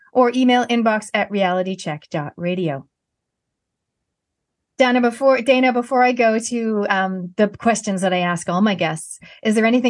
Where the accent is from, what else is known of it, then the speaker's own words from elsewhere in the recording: Canada; moved away as an adult; now in New Zealand; being a Canadian and I'm moving here in my 20s, I'm a Kiwi by heritage, but Canadian by birth